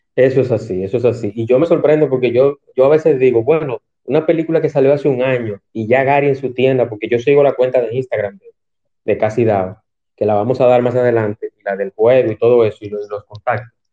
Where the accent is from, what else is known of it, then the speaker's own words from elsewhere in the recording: Santo Domingo, Distrito Nacional, Dominican Republic; moved away as an adult; now in Punta Cana, Dominican Republic; yo nací y me crié en Santo Domingo. Lo que pasa es que yo vivo aquí en Punta Cana hace un tiempo.